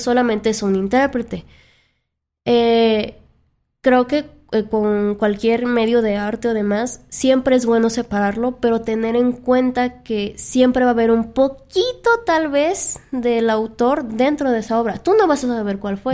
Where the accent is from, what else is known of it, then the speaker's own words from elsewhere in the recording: Mexico; en nuestra cultura, al menos como mexicanos